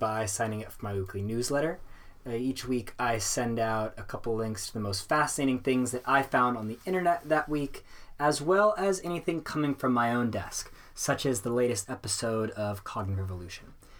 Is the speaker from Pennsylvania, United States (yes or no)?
no; Seattle, Washington, United States; UW, University of Washington, in my hometown of Seattle